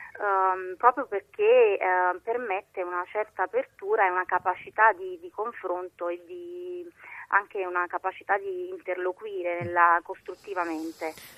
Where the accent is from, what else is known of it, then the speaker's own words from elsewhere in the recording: Naples, Campania, Italy; da napoletana